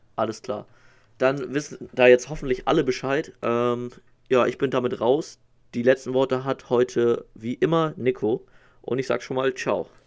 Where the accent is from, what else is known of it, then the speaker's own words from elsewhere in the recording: Northern Germany, Germany; als Norddeutscher